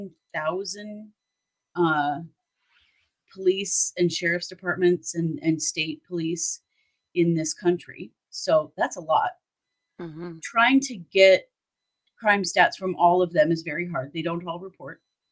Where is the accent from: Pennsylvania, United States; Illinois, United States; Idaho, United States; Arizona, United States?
Idaho, United States; We are from Idaho